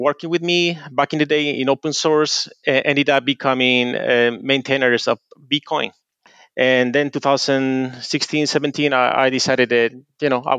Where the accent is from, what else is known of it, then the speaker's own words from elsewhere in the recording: Spain; moved away as an adult; also born or lived in Japan; now in Tokyo, Japan; I'm originally from Spain